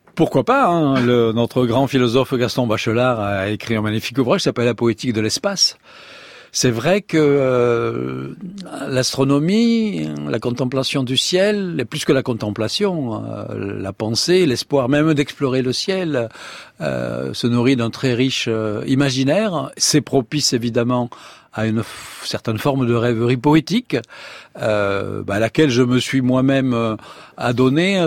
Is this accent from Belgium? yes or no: no; Provence-Alpes-Côte d'Azur, France; accent: southern (méridional), singsong; moved away as an adult; also born or lived in Paris; je suis né en Provence, comme vous l'attendez, en hein, mon accent encore un petit peu chantant